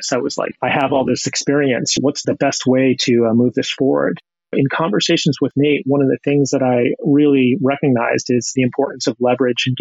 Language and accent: English; Pennsylvania, United States; moved away as an adult; also born or lived in Boston; I grew up in Pennsylvania, child of two physicists